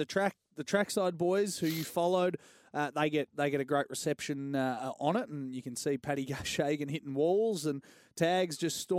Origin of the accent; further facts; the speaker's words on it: Australia; also born or lived in Dublin; I was two, and I don't remember a thing. We moved from Dublin to Australia